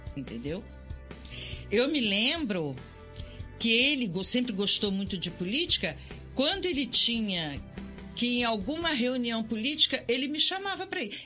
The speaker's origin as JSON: {"language": "Portuguese", "town": "Volta Redonda", "region": "Rio de Janeiro", "country": "Brazil", "tie": "born or raised there", "said": "eu morava em Volta Redonda, eu sou de Volta Redonda, nascido em Volta Redonda"}